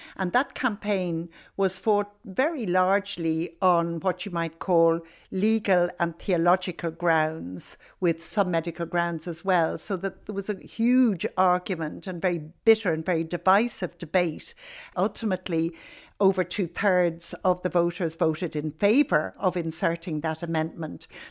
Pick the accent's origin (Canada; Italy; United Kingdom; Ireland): Ireland; I was growing up in Ireland as a young woman at that time